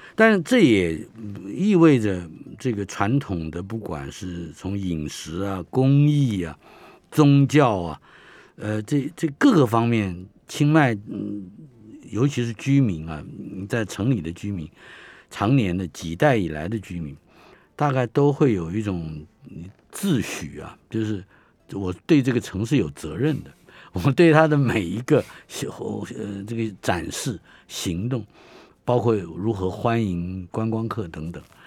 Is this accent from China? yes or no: no; Taiwan; 我们生在台湾人